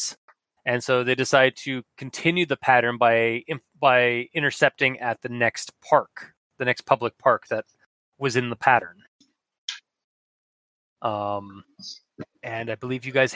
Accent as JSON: {"language": "English", "country": "Canada", "said": "we're Canadian"}